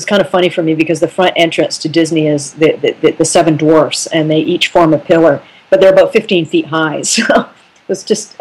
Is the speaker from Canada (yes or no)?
yes; Canada; as a Canadian